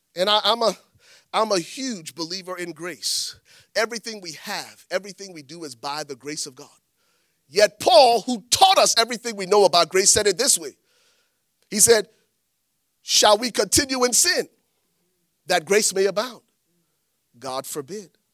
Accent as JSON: {"language": "English", "country": "Liberia", "tie": "born or raised there", "moved": "yes", "said": "I'm from Liberia. Growing up in Liberia"}